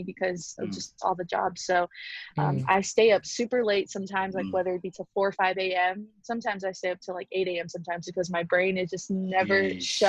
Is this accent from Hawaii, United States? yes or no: yes; Honolulu, Hawaii, United States; now in West Covina, United States; I am originally born and raised in Honolulu, Hawaii, and now I'm currently living in West Covina, California